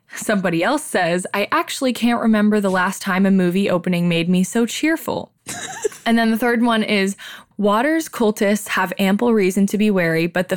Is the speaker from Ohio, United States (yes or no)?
yes; Silver Lake, Ohio, United States; extremely white girls growing up in Silver Lake, Ohio, which is also really white